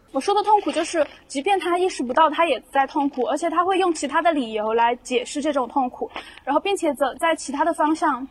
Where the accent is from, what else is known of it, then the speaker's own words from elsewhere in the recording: a small city in Sichuan, China; moved away as an adult; now in Chongqing, China; 我现在二十二，马上二十三了，然后我是四川的一个小城市，嗯。然后在重庆读书